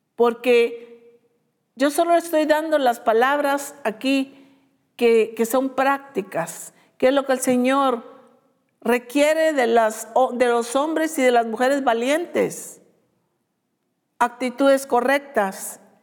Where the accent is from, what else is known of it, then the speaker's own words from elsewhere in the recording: Guatemala; esos somos los guatemaltecos